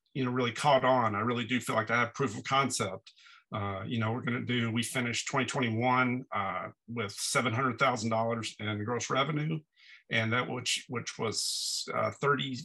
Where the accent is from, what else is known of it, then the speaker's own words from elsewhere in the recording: Dallas, Texas, United States; now in Brooklyn, United States; I'm from Texas originally